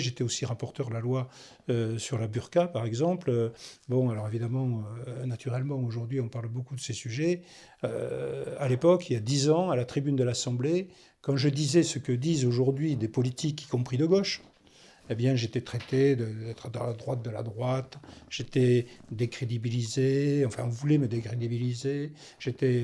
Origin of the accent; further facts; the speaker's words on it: Toulouse, Occitania, France; also born or lived in Gironde; je suis toulousain